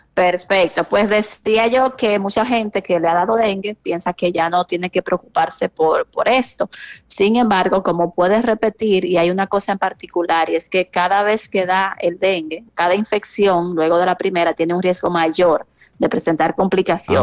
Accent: San Francisco de Macorís, Duarte, Dominican Republic; yo soy de San Francisco de Macorís.

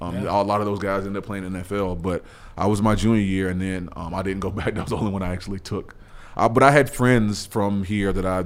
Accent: Nashville, Tennessee, United States; also born or lived in Auburn, Alabama; Born and raised in Nashville.

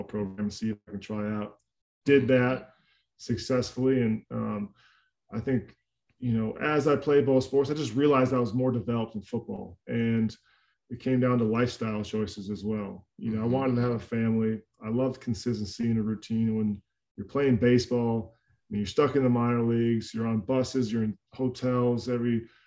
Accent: Cold Spring, Minnesota, United States; I grew up in Minnesota in a very small town called Cold Spring, less than 3,000 people

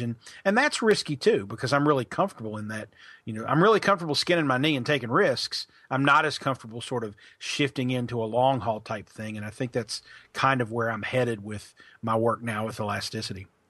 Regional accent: Pikeville, Kentucky, United States; moved away as an adult; also born or lived in Logan, West Virginia / Birmingham, Alabama; now in Louisville, United States; I'm from, uh, Pikeville, Kentucky. That's where I grew up

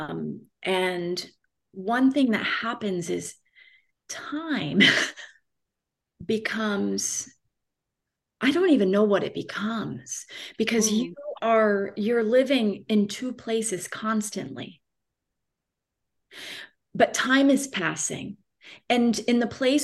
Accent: Florida, United States; moved away as an adult; also born or lived in Boston / Romania; I was raised in Florida. I always felt like an outsider in Florida my whole childhood

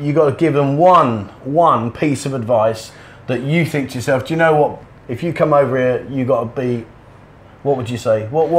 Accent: London, United Kingdom; I'm from London

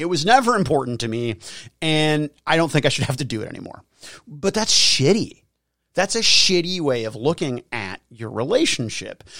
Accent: United States; I'm an American

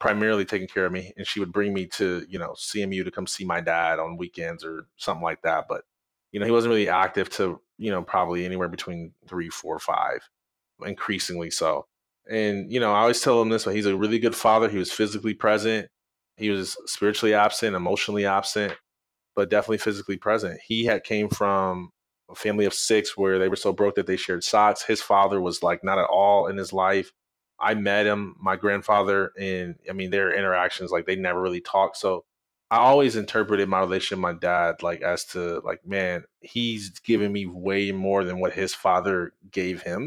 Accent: Jackson, Michigan, United States; I'm from Jackson, about an hour west of Detroit.

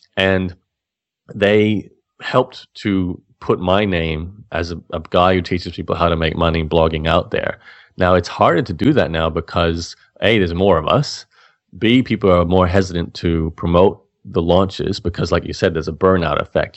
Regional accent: Australia; as an Australian

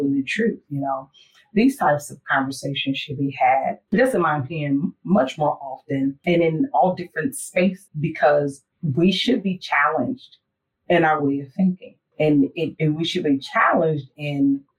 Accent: United States; we, as Americans

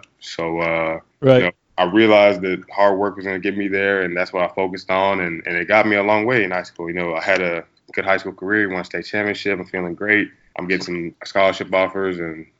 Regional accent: Kansas, United States; moved away as an adult; now in Boston, United States; we grew up in Kansas because he went to KU. So I grew up in a small town, not a whole lot to do, really a cow town.

